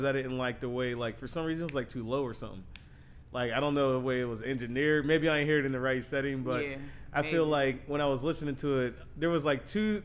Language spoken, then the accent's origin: English; Pittsburgh, Pennsylvania, United States; my hometown, Pittsburgh